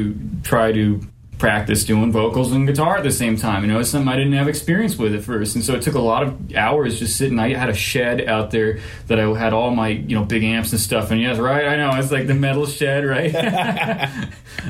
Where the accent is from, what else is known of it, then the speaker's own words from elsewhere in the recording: Dripping Springs, Texas, United States; I grew up out in Dripping Springs, and that's west of Texas